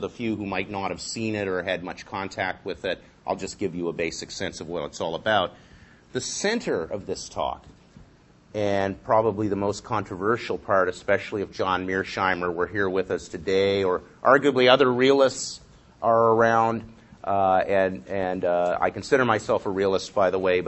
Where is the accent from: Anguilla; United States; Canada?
Canada; London, Ontario; growing up in London, Ontario, across the lake